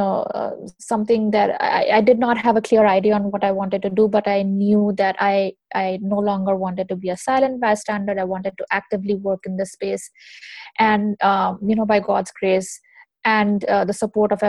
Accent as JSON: {"language": "English", "town": "Kanpur", "region": "Uttar Pradesh", "country": "India", "tie": "born or raised there", "moved": "as an adult", "lives_now": "United States", "said": "I was born and raised in India for the first 20 years of my life. I have lived there. I was educated there. I come from a small town called Kanpur"}